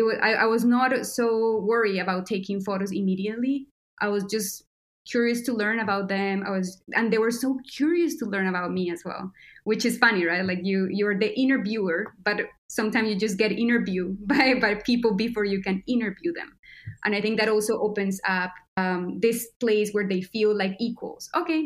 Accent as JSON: {"language": "English", "country": "Colombia", "tie": "born there", "said": "I was born in Colombia, so I was also touched by violence."}